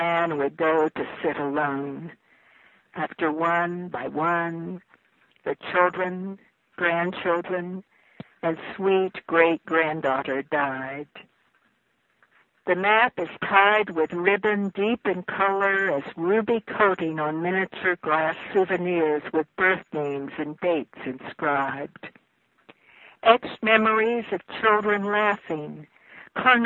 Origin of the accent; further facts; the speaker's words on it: Harrisville, West Virginia, United States; I grew up in Harrisville